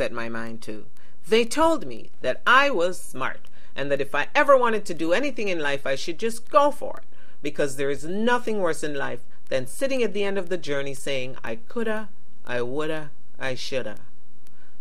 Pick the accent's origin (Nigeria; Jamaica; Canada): Jamaica; Kingston; I was born in Kingston, Jamaica, before the West Indies won independence from Britain. I went to Catholic school, starting in kindergarten, where I attended St. Anne's Primary School